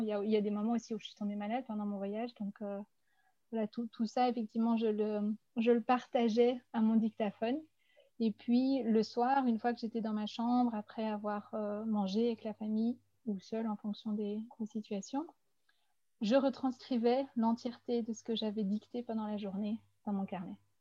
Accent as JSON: {"language": "French", "country": "Belgium", "lives_now": "Brussels, Belgium", "said": "je venais de Belgique"}